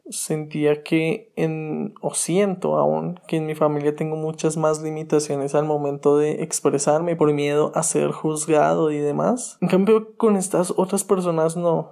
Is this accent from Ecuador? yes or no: no; Colombia; also born or lived in Cuautitlán Izcalli, Mexico; now in Atizapán, Mexico; regresar a Colombia, que es mi país de origen